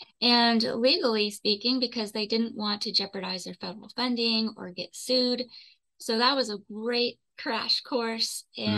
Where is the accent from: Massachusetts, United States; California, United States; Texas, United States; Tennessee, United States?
Texas, United States; Houston; now in Austin, United States; I grew up in Houston. And my first adult decision was to move to Austin.